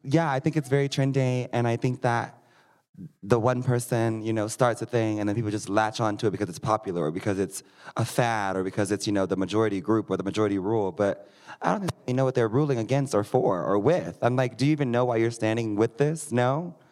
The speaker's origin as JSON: {"language": "English", "region": "Missouri", "country": "United States", "moved": "yes", "lives_now": "Denver, United States", "said": "I am from Missouri"}